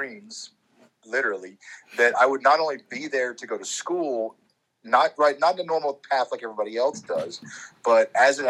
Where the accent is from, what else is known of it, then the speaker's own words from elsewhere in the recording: Frankfurt, Hesse, Germany; born there; also born or lived in Alabama / Maryland / North Carolina / Florida; I grew up in the military. I was born in Frankfurt, Germany. I've lived in Alabama, Maryland, North Carolina, Florida, Pennsylvania, Ohio. Like, I've been all over the place.